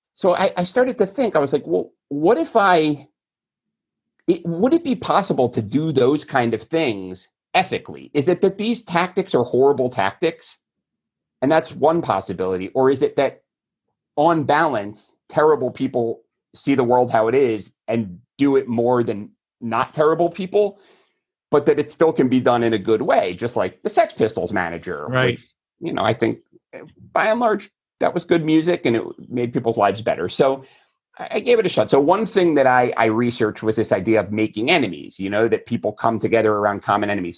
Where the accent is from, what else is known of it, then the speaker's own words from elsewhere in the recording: Florida, United States; I'm from Florida